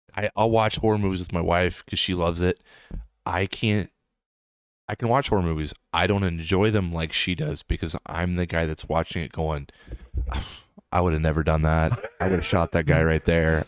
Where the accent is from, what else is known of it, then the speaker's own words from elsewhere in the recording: Des Moines, Iowa, United States; I grew up in Des Moines, Iowa.